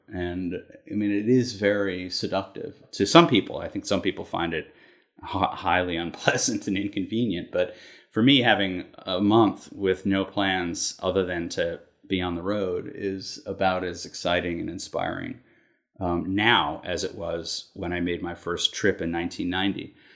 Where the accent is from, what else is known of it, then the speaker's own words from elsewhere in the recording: Concord, Massachusetts, United States; moved away as an adult; now in New York City, United States; I grew up in Concord, Massachusetts.